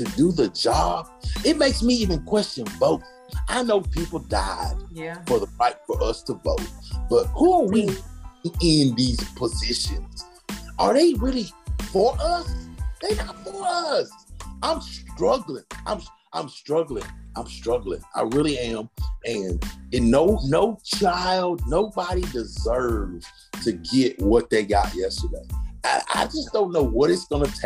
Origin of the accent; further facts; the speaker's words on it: United States; I'm first generation American. So I'm an American citizen